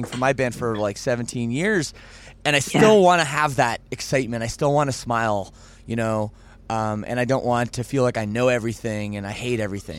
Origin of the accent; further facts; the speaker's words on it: Toronto, Ontario, Canada; I'm from Toronto